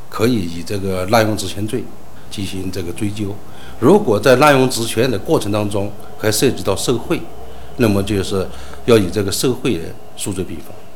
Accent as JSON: {"language": "Chinese", "region": "Yunnan", "country": "China", "said": "我们云南这边"}